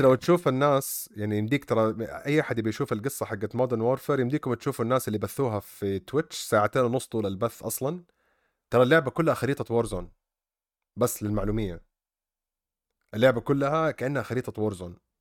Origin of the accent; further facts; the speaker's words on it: Saudi Arabia; عندنا في السعوديه